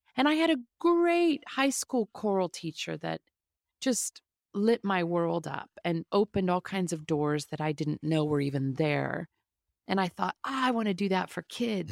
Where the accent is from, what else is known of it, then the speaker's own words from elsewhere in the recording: a suburban town outside of Kansas City, Midwest, United States; I grew up in the Midwest in a suburban town outside of Kansas City